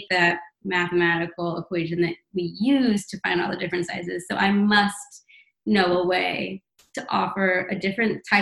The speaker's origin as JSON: {"language": "English", "town": "St. Louis", "region": "Missouri", "country": "United States", "tie": "born or raised there", "moved": "yes", "lives_now": "New York City, United States", "said": "I come to St. Louis, my hometown"}